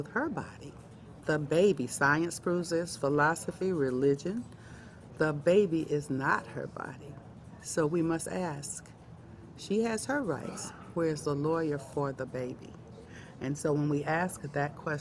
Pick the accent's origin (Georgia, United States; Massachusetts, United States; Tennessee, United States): Georgia, United States; Atlanta; I'm from Georgia, Atlanta, Georgia